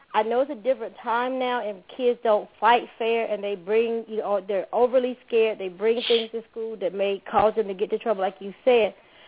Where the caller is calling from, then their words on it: Stone Mountain, Georgia, United States; I'm …. I'm calling from Stone Mountain.